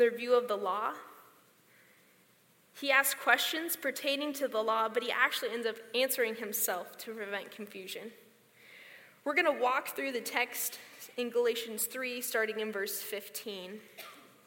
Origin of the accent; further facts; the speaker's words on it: Grants Pass, Oregon, United States; moved away as an adult; now in Boise, United States; I was born and raised in Grants Pass, Oregon